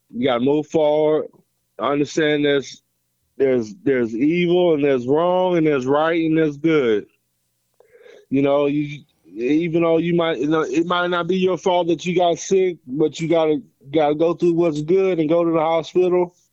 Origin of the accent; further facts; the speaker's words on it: Houston, Texas, United States; from Houston, Texas.